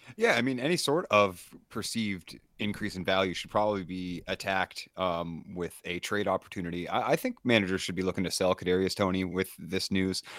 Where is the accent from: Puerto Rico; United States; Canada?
Canada; East Coast of Canada, Eastern Canada; I'm from the East Coast